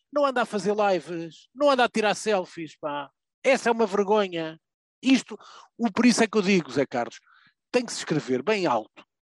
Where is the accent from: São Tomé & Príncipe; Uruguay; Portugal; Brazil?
Portugal; Eu, enquanto português